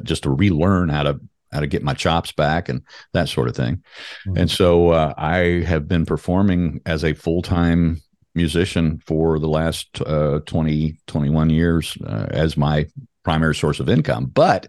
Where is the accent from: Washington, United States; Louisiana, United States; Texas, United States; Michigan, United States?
Louisiana, United States; now in North Carolina, United States; I was born and bred in Louisiana. I've got a healthy heaping dose of Cajun in my blood, but I have been in North Carolina for 30 years this year